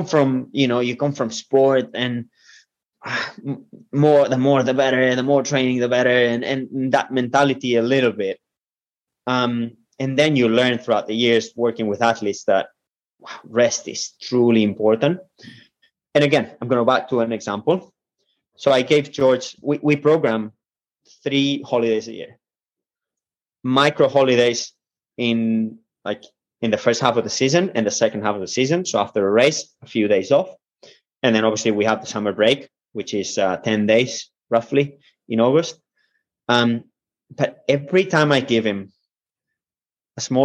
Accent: Spain; moved away; I come from Spain

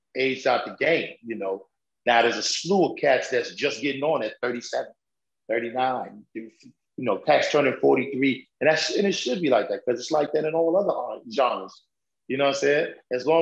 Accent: New York, United States

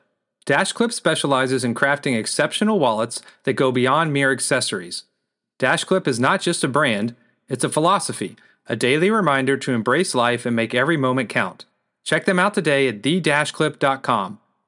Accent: Bowling Green, Kentucky, United States; Growing up in Bowling Green, Kentucky, and then attending Western Kentucky University in the early 2000s

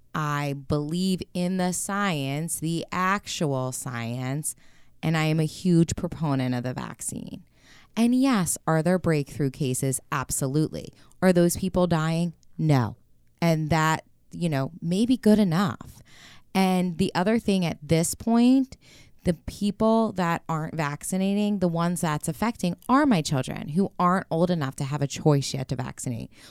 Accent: United States; being American

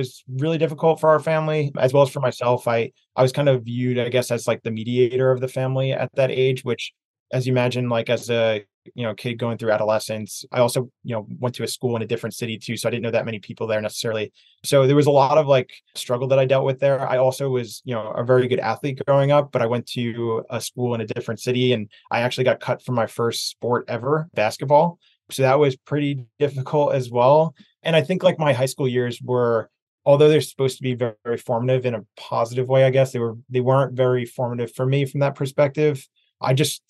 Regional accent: Bayonne, New Jersey, United States; moved away as an adult; now in Los Angeles, United States; I grew up in New Jersey, a small city called Bayonne, right next door to Jersey City

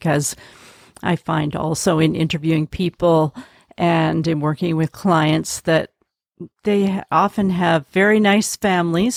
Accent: Canada; also born or lived in Vancouver, Canada; I'm Canadian

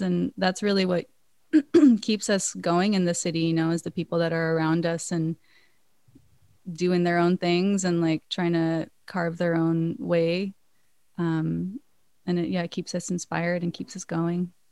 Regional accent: Maui, Hawaii, United States; now in New York, United States; I was born and raised in Hawaii

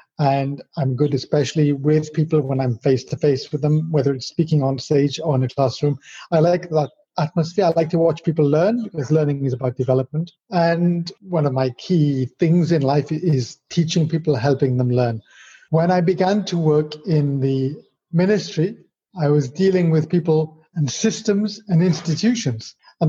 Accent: Wales, United Kingdom; born there; moved away as an adult; So going back, I was born in Wales, which is where my rather strange accent comes from, because I've spent 33 years outside of Wales, more than that, 35 years.

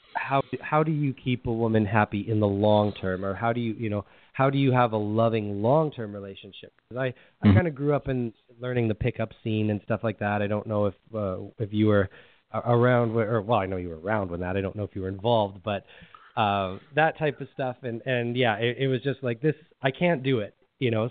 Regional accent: Edmonton, Alberta, Canada; I'm from Canada. Yeah, Edmonton, Alberta, Canada

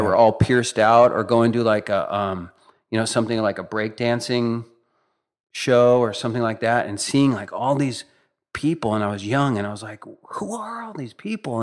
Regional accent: Northern California, United States; I grew up in Northern California.

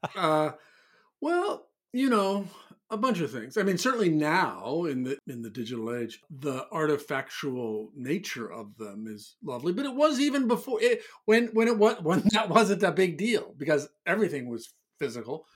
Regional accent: Omaha, Nebraska, United States; now in New York City, United States; growing up in Omaha, Nebraska

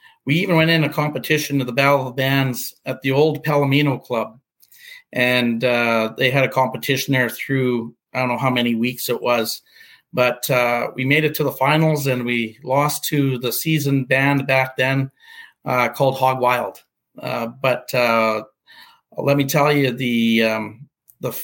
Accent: Portage la Prairie, Manitoba, Canada; my hometown of Portage La Prairie

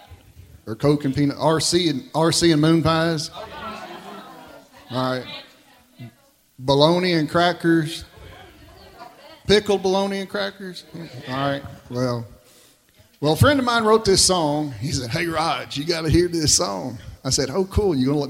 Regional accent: Kentucky, United States; I'm from Kentucky.

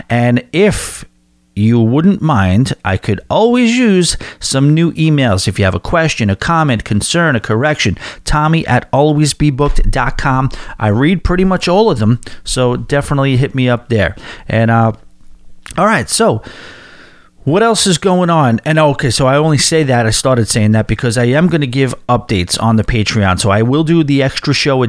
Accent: Long Island, New York, United States; moved away as an adult; headed to my hometown. I haven't had a Long Island address since the previous century.

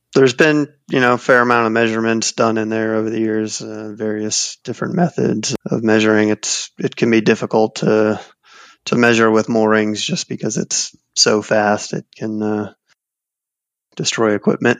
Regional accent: South Florida, United States; also born or lived in New Orleans; I grew up in South Florida around the ocean

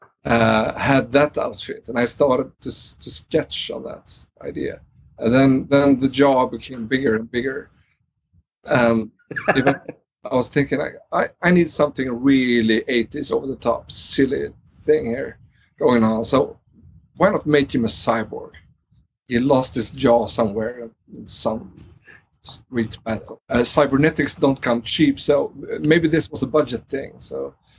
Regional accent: Trollhättan, Västra Götaland, Sweden; growing up in Sweden in the 80s

